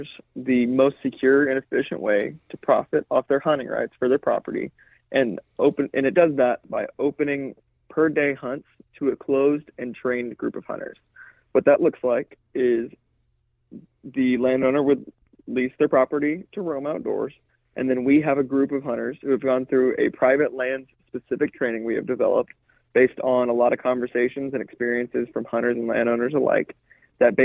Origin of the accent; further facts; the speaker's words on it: Edmond, Oklahoma, United States; I'm originally from Edmond, Oklahoma